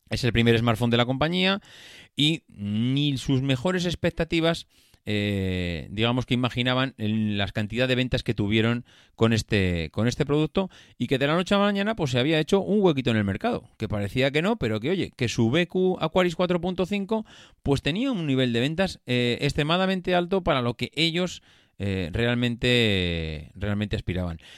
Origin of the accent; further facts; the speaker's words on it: Madrid, Community of Madrid, Spain; Si tú has estudiado en Madrid y somos de Madrid.